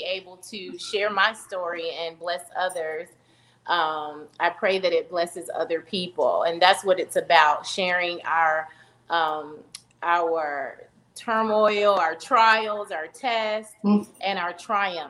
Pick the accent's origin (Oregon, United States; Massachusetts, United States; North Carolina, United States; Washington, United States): North Carolina, United States; Charlotte; I'm originally from Charlotte, North Carolina, born and raised